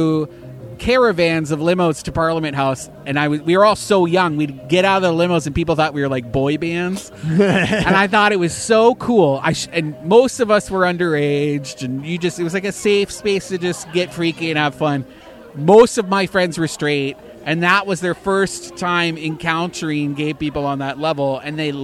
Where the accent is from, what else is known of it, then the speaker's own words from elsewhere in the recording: Northern Canada, Canada; moved away; from Northern Canada, you know, where there were like two gay people that I knew of in my hometown